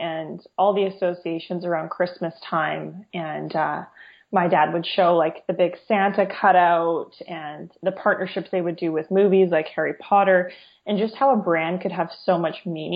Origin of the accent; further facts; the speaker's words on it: Fraser Valley, British Columbia, Canada; also born or lived in Ottawa; I'm born and raised in the Fraser Valley here, and I live here at this point as well